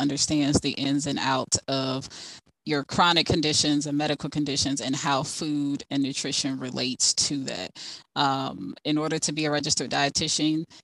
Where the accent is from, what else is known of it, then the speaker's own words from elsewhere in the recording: Fort Lauderdale, Florida, United States; moved away as an adult; now in Ohio, United States; most of my family's in Jacksonville, but I grew up in Fort Lauderdale